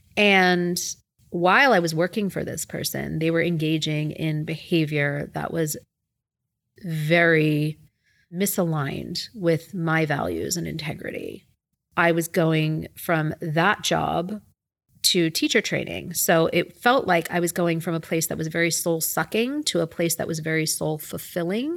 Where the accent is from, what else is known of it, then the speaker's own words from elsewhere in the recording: Philadelphia, Pennsylvania, United States; moved away; I growing up in Philadelphia, uh, where my parents and my brother still reside